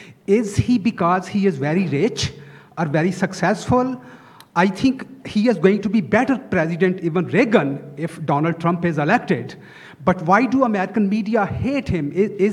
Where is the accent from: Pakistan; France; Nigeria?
Pakistan; moved away; I'm Muslim. … I'm from Pakistan. He doesn't hate me. I'm a stockbroker. I'm a personal financial advisor.